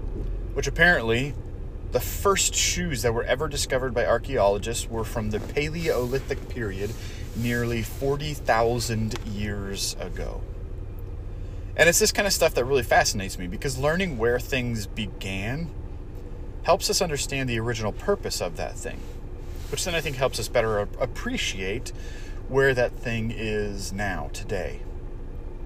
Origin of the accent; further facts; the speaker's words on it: Portland, Oregon, United States; I grew up in Portland, which a suburb of Portland is Beaverton